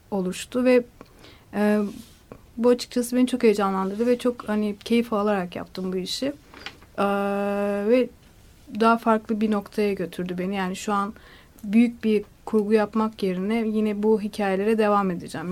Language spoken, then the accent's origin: Turkish; Black Sea Region, Turkey; moved away; ben e, Karadeniz'de dünyaya geldim ve küçük yani belli bir yaşa kadar orada kaldım.